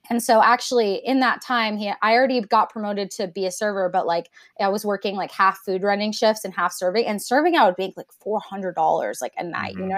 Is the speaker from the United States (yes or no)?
no; Japan; cause I grew up in Japan and I would eat lychees like all the time.